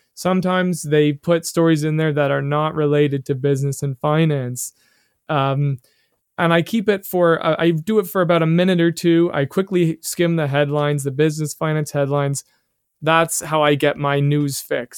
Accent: Canada; being a Canadian

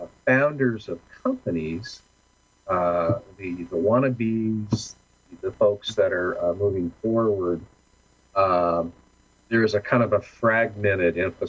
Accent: California, United States; It's like I must apologize. I'm from Orange County, you know.

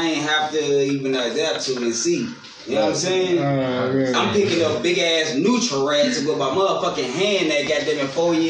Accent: New Orleans, Louisiana, United States; I'm from New Orleans

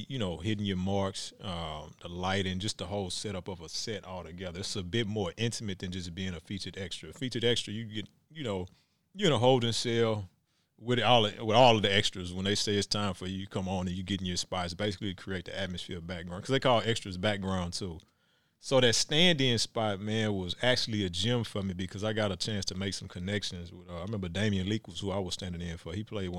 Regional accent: Texas, United States; And, you know, I came from Texas, so I ain't know, you know, you got to grind.

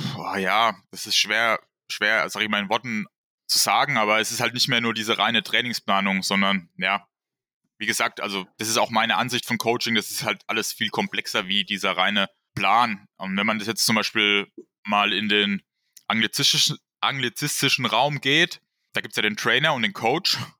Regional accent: Wertheim, Baden-Württemberg, Germany; ich komme aus dem Bereich Wertheim und wohne da auf habe da immer auf einem kleinen Dorf gewohnt

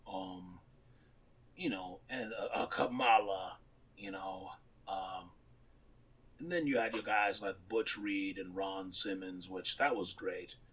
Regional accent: Japan; growing up in Japan, watching

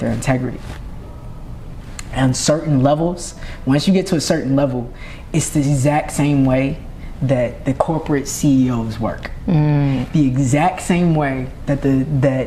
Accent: Norfolk, Virginia, United States; moved away; also born or lived in Atlanta; I'm from Norfolk, Virginia

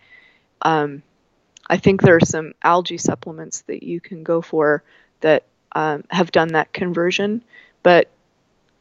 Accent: Canada; I'm Canadian, it happens, even though I'm in Colorado today.

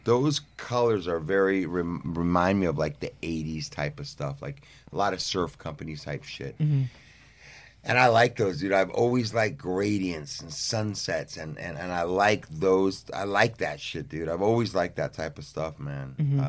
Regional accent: Southern California, United States; the time of growing up in Southern California.

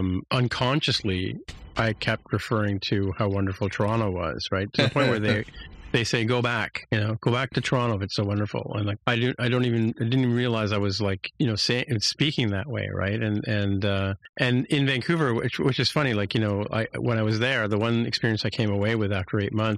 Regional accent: United Kingdom; born there; Like, I'm British by birth, right? So that's why I would say I'm British.

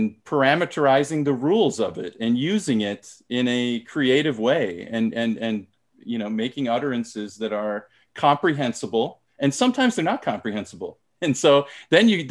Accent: United States; first language English; moved away as an adult; now in South Korea; I was born and raised in America and my native language is English

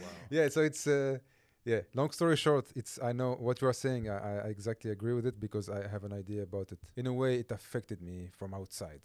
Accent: Corsica, France; English is a second language; moved away; also born or lived in Calvi; where I grew up in Corsica

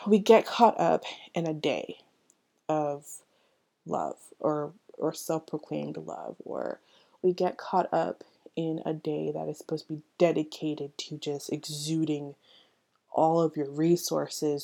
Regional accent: Orlando, Florida, United States; That's where I live. I'm from Orlando

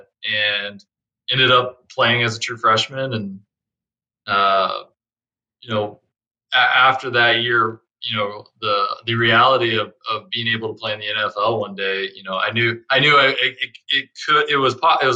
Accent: Fort Worth, Texas, United States; moved away as an adult; also born or lived in Miami / Detroit; Born and raised in Fort Worth, Texas

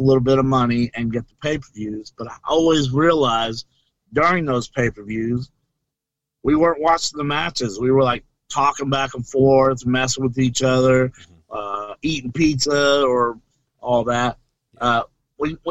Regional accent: Flora, Illinois, United States; my hometown, Flora, Illinois

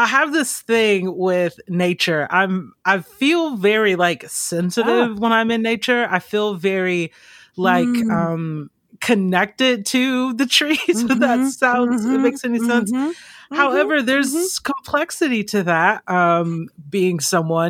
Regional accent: Georgia, United States; also born or lived in Mississippi; growing up in Georgia, I mean, I have those very specific memories

